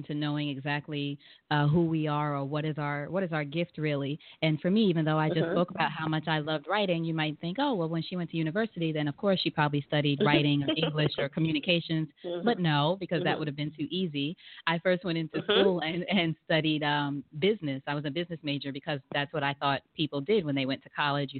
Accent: New York, United States; moved away as an adult; now in Atlanta, United States; And I'm originally from New York in the States, but I'm living in and now in Atlanta, Georgia

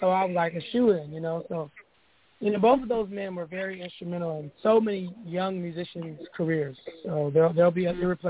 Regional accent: Oakland, California, United States; I'm from East Oakland. I went to Markham Elementary in Hayward. I went to Westlake Middle School in West Oakland, Skyline High School.

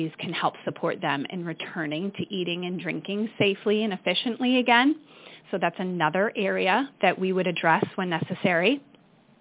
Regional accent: Michigan, United States; accent: Midwestern; moved away; also born or lived in Portsmouth, New Hampshire; I grew up in Michigan, Amy, and my Midwestern accent is going to come out

